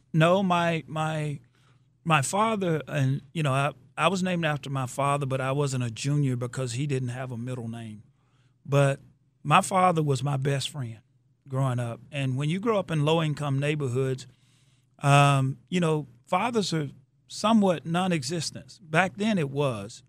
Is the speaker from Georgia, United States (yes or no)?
yes; Athens, Georgia, United States; moved away; came down to Athens, my hometown